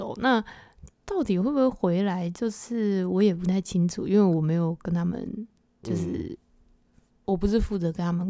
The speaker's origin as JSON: {"language": "Chinese", "country": "South Korea", "second_language": "Chinese", "said": "我们韩国人跟大部分原本就在这个工会的华人的话，他们都是讲不不，他们都是打 PVP 的，"}